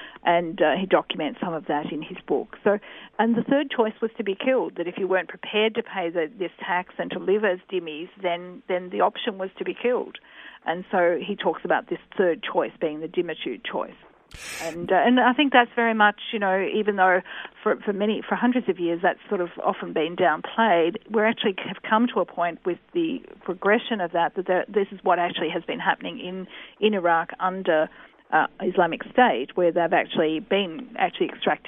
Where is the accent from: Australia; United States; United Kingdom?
Australia; We're all Australian Muslims.